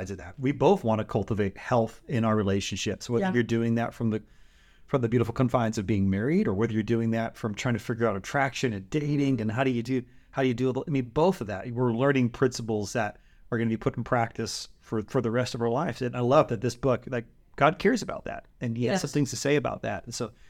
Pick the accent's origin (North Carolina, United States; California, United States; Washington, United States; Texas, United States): California, United States; I'm from the Bay Area. You're from Missouri.